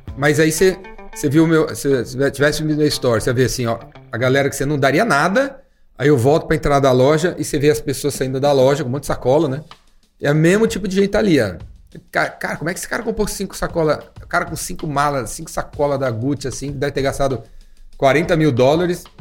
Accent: São Paulo, Brazil; Eu, eu cresci na Climação, que é um bairro central aqui em São Paulo

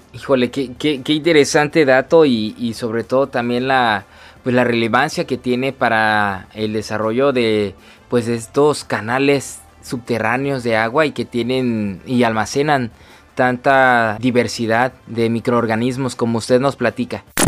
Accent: Mexico; como mexicanos

